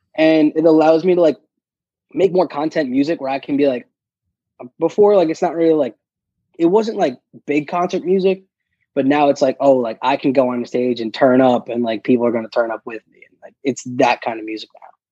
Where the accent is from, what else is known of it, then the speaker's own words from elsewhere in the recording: New York City, New York, United States; I grew up in Queens pretty much with my mom's side of the family